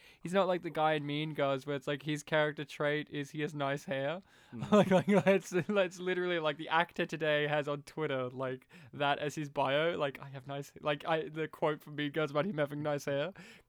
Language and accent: English; Australia; we're from Australia.